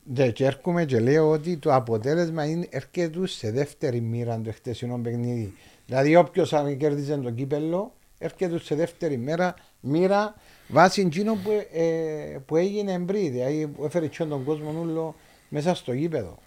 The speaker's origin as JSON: {"language": "Greek", "town": "Limassol", "region": "Limassol District", "country": "Cyprus", "tie": "born or raised there", "said": "γεννηθήκαμε στη Λέμεσο"}